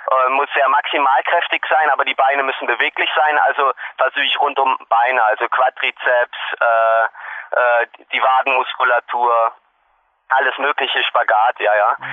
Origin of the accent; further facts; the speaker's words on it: Hanover, Lower Saxony, Germany; Ich komme nun aus Hannover, aus Norddeutschland und da ist flaches Land, also das ähnelt überhaupt gar nicht dem Bergsport.